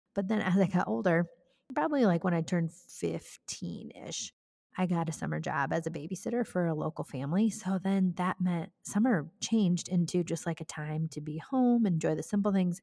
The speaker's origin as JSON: {"language": "English", "town": "Cascade", "region": "Iowa", "country": "United States", "tie": "born or raised there", "said": "I grew up in Cascade, Iowa, which, truth be told, is where I still live"}